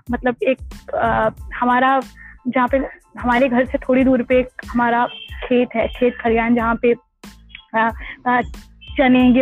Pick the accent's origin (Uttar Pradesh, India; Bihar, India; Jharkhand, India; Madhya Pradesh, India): Uttar Pradesh, India; Gopiganj; मैं इलाहाबाद बनारस के बीच एक छोटा सा कस्बा है उसका नाम गोपीगंज है जो कि भदोही डिस्ट्रिक्ट के अंदर अंदर आता है और ये उत्तर प्रदेश में के राज्य में है